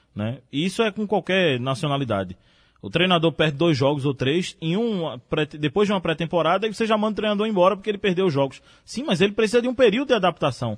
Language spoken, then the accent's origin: Portuguese; Brazil; enquanto brasileiro